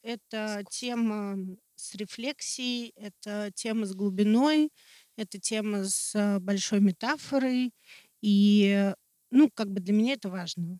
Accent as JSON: {"language": "Russian", "country": "Russia", "said": "я очень горжусь тем, что я россиянин"}